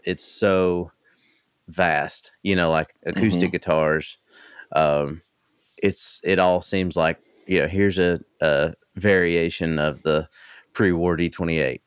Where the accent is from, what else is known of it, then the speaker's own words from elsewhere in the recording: East Tennessee, United States; I grew up in East Tennessee